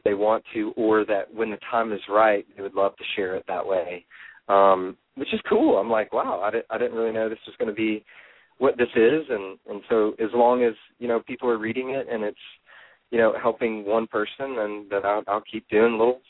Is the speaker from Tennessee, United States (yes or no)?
yes; Nashville, Tennessee, United States; because he's from Nashville, and I'm from Nashville, and that's kind of why I started the whole blog, was for the guys here.